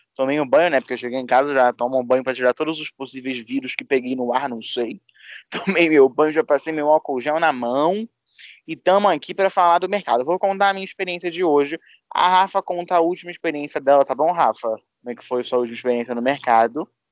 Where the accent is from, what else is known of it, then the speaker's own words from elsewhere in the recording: Rio de Janeiro, Brazil; somos do Rio é, da parte pobre, tá, amor? A gente não é da Zona Sul, nem da Barra